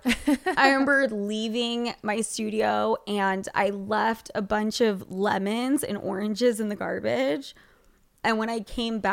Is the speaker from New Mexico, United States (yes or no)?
no; Utah, United States; moved away as an adult; I grew up in Utah